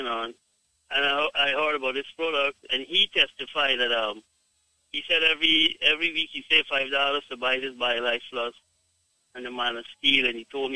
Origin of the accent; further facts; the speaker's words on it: Guyana; I am from Guyana, but my wife is from Jamaica.